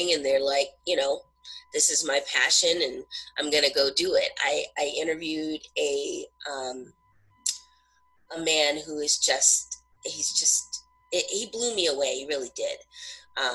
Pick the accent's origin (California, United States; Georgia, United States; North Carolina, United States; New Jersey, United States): California, United States; Southern; now in New Hampshire, United States; I live in New Hampshire now, but I'm originally from Southern California.